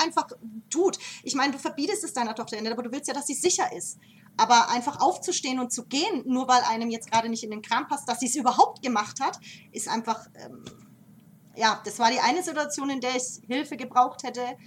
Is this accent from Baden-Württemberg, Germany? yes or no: no; Nuremberg, Bavaria, Germany; also born or lived in Denmark; geboren und aufgewachsen hier in der, in der Gappenstadt